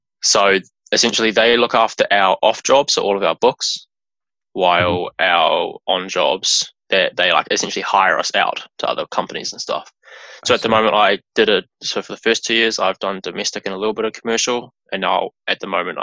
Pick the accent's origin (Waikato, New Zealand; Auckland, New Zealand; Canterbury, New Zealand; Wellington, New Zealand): Waikato, New Zealand; Taupo; I was born and raised in Taupo, lived there for all my schooling years and everything